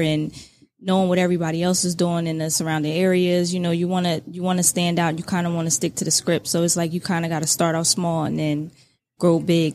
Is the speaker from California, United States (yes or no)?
no; Trenton, New Jersey, United States; I'm originally from Trent